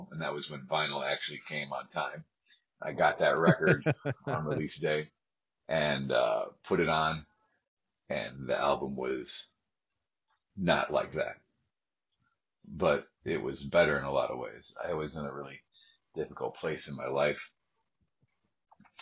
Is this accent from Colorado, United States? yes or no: no; Ithaca, New York, United States; I'm from the Ithaca area of New York, Finger Lakes region